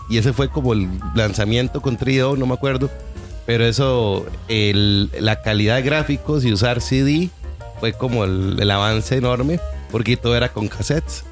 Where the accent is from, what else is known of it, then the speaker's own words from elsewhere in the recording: San José, Costa Rica; also born or lived in Pérez Zeledón; nosotros nos crecimos en San Sebas